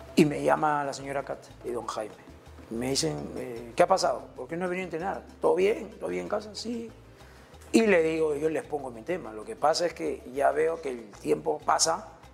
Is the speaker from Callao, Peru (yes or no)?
yes; La Perla, Callao, Peru; Yo de La Perla, acá la vueltita. Yo soy de Benjamín Doy, eh, Manzana 7, eh, cerca acá, eh, por el Ministerio de la Marina ya toda, casi toda mi vida, toda mi vida